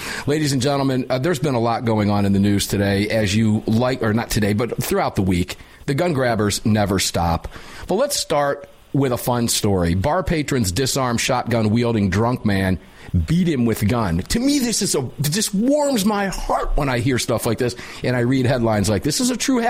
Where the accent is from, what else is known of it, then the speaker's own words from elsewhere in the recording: Tampa, Florida, United States; Now, as you know, I'm from Tampa, Florida.